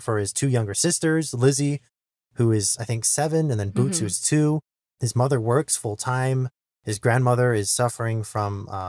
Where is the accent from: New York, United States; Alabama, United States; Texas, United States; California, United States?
Texas, United States; Growing up in South Texas, the concept of a cramped apartment building